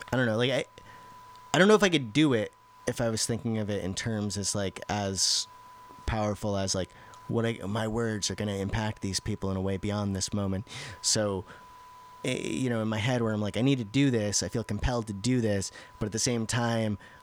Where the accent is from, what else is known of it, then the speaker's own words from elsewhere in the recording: Central Massachusetts, United States; I grew up in Massachusetts. I grew up in... Central Mass